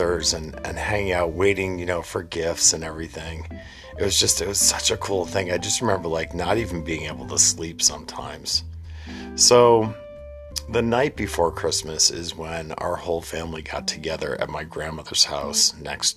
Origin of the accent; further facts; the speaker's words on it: New England, United States; growing up in New England